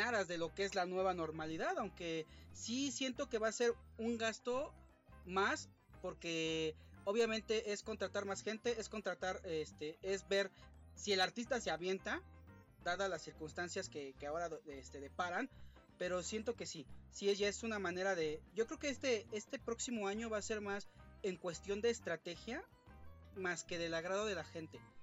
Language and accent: Spanish; Mexico; como público mexicano